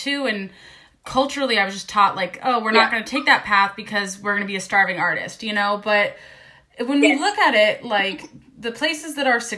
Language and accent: English; United States; I'm an American from the United States